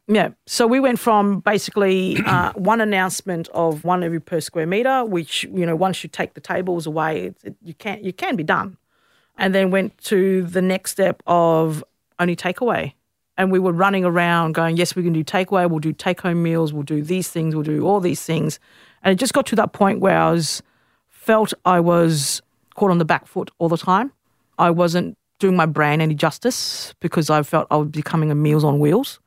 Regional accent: Australia; I grew up in West End

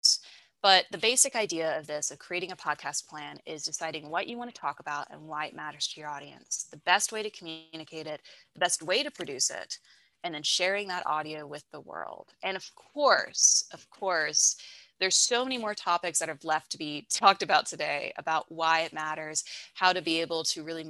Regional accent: West Virginia, United States; moved away as an adult; now in Charlotte, United States; I'm originally from West Virginia

